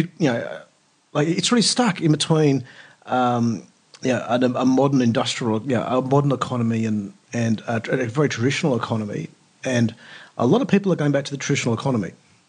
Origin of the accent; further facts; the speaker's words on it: Perth, Western Australia, Australia; also born or lived in Papua New Guinea / India / Turkey; I was born in Perth, grew up in Papua New Guinea until basically mid-primary school, back to Perth.